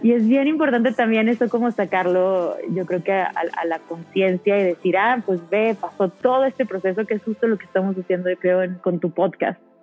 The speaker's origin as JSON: {"language": "Spanish", "town": "Monterrey", "region": "Nuevo León", "country": "Mexico", "said": "soy de Monterrey, tengo 20 años"}